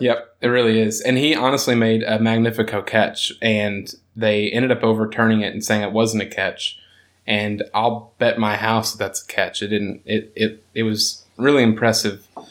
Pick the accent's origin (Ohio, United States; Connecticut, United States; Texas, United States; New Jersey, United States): Texas, United States; growing up in Texas